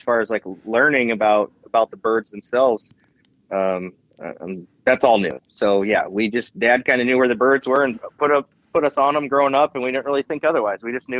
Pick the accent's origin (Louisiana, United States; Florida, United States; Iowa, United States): Iowa, United States; Yep. Been there my whole life and grew up pheasant hunting with my dad and brother and Uncle Mike mainly.